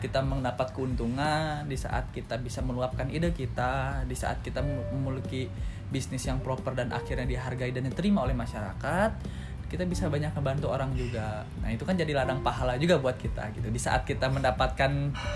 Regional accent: Bandung, West Java, Indonesia; also born or lived in Jakarta / Padang (parents' origin); lahir di Jakarta, pindah ke Bandung pas SD kelas 2 semester 2

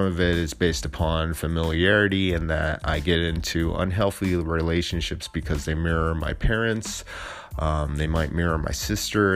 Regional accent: Alameda, California, United States; my hometown in Alameda

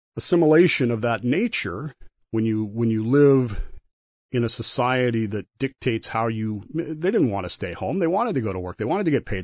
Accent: Utah, United States; moved away as an adult; also born or lived in Portsmouth, Virginia; I am a sailor from Utah

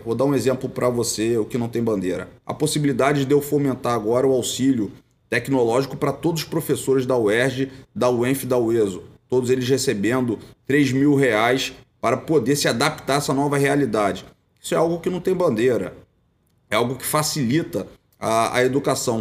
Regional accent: Região dos Lagos, Rio de Janeiro, Brazil; Eu fui advogado lá na minha região, região dos Lagos

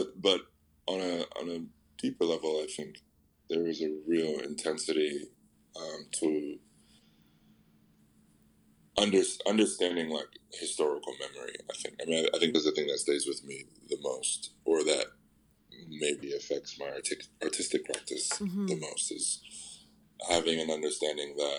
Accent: Atlanta, Georgia, United States; moved away; I grew up in the South. I grew up in, I'm from Atlanta

